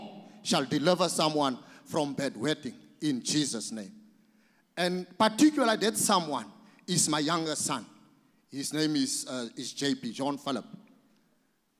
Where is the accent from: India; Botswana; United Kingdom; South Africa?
South Africa; I am from South Africa.